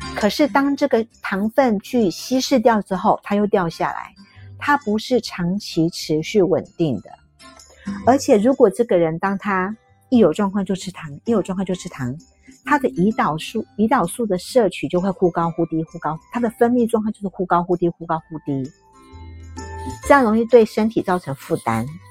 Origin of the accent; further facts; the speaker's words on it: Taiwan; 我台湾这边